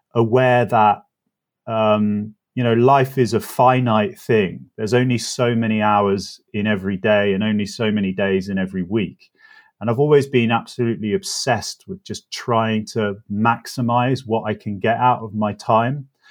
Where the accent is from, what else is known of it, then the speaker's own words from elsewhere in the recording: North Oxfordshire, South East England, United Kingdom; moved away as an adult; a teenager growing up in North Oxfordshire